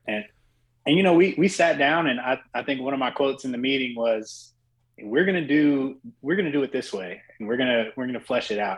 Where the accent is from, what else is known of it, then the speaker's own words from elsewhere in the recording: Oxford, North Carolina, United States; being from a smaller town, I'm from Oxford, North Carolina